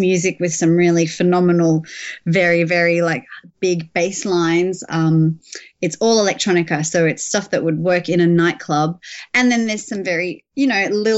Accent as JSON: {"language": "English", "town": "Melbourne", "region": "Victoria", "country": "Australia", "tie": "born or raised there", "moved": "as an adult", "lives_now": "London, United Kingdom", "said": "I've actually relocated back here a year and a half ago from my hometown of Melbourne"}